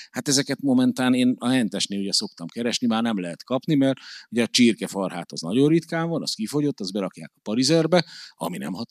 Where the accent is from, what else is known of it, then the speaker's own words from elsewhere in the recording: Hungary; rögtön lerít rólam, hogy magyar vagyok